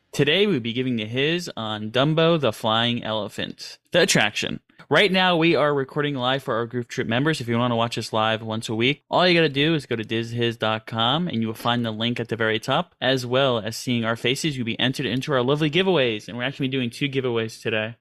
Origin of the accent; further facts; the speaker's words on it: New York City, New York, United States; I grew up in Queens, New York, and as a city boy